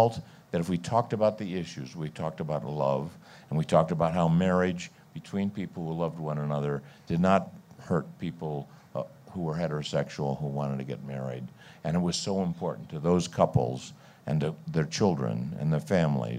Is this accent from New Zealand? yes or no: no; California, United States; I grew up in California